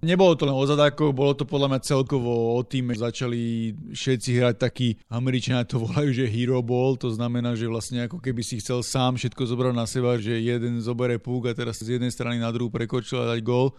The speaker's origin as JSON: {"language": "Slovak", "country": "Slovakia", "said": "predsa len sme všetci Slováci"}